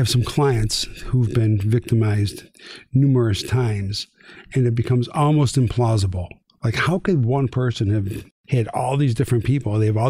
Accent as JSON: {"language": "English", "town": "Niagara Falls", "region": "New York", "country": "United States", "tie": "born or raised there", "said": "As a kid, I grew up in Niagara Falls, New York."}